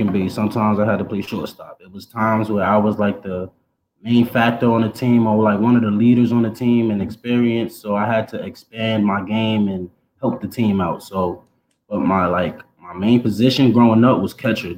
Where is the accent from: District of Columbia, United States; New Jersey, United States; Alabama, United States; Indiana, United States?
New Jersey, United States; Orange; I am from Orange, New Jersey. So all the way on the East Coast, opposite side